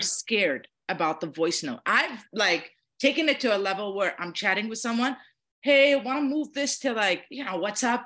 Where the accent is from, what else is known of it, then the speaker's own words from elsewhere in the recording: Jordan; I'm from Jordan.